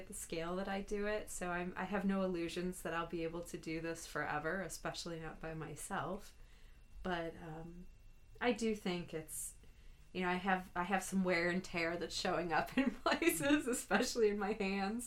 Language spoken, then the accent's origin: English; St. Louis, Missouri, United States; I've born and raised in St. Louis